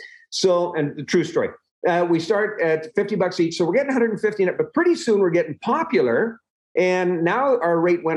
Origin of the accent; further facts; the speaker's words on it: Tomahawk, Alberta, Canada; also born or lived in Edmonton, Alberta / Victoria, British Columbia; I grew up on a cattle ranch west of Edmonton, a little town called Tomahawk, Alberta. I was born in Edmonton, but a little later in my life, as I was growing up, we moved out to Tomahawk.